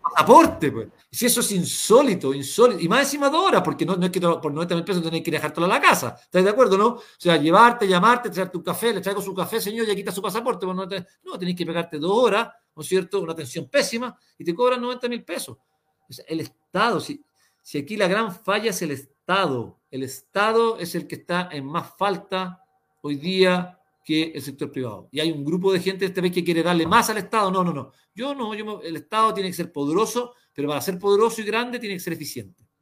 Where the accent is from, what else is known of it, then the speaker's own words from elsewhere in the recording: Chile; todos somos los chilenos